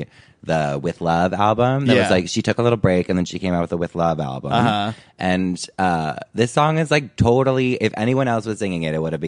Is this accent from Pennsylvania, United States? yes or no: no; New Jersey, United States; I grew up in New Jersey.